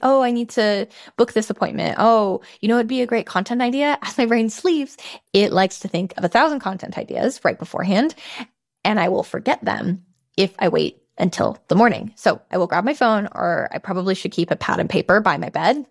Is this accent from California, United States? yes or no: yes; San Francisco, California, United States; moved away as an adult; also born or lived in Switzerland; then I moved to San Francisco, which is my hometown